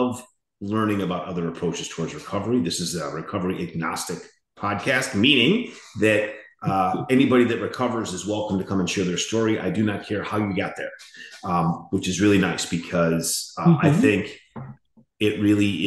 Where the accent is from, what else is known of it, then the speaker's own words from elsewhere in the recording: Chicago, Illinois, United States; now in Navarre, United States; I'm originally from Chicago, but my family and I moved down to Florida